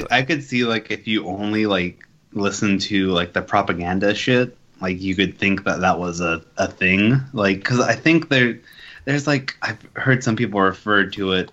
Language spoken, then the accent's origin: English; California, United States